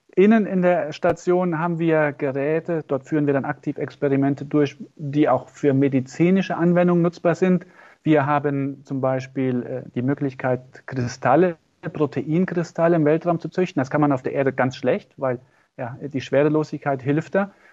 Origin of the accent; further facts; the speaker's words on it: Gronig, Saarland, Germany; ich komme aus dem Dorf Gronich